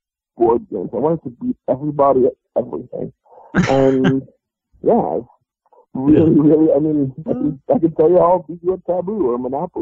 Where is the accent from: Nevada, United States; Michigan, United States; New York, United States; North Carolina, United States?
New York, United States; New York City; I grew up in Brooklyn, and I grew up playing chess in the park